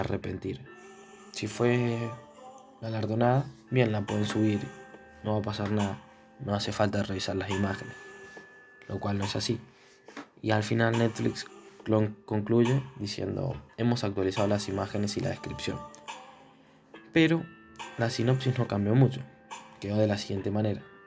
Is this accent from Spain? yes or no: no; Argentina; somos de Argentina